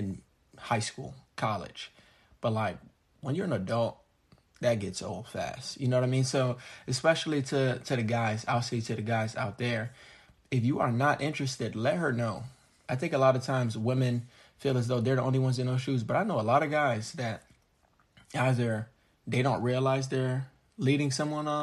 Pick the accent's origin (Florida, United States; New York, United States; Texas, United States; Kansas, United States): Florida, United States; South; growing up in South Florida